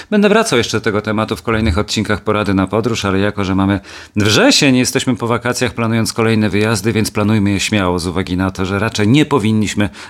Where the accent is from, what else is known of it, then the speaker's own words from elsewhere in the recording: Kielce, Świętokrzyskie Voivodeship, Poland; moved away as an adult; jako kielczanin z krwi i kości, mieszkający tam aż do matury, czyli do 18-19 roku życia, a później przecież przyjeżdżający regularnie na weekend